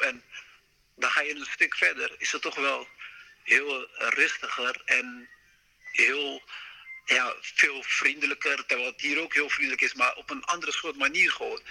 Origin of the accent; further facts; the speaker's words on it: Rotterdam, South Holland, Netherlands; ik kom natuurlijk uit Rotterdam